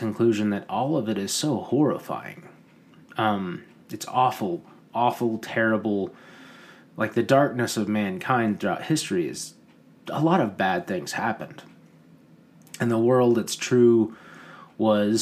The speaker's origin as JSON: {"language": "English", "country": "United States", "said": "we as Americans"}